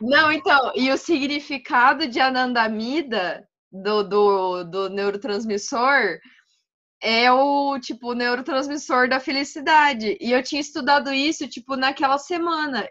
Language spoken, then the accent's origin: Portuguese; Maringá, Paraná, Brazil; moved away as an adult; now in Francisco Beltrão, Brazil; eu sou de Maringá, no Paraná também. Nasci, criada, morei lá até fazer faculdade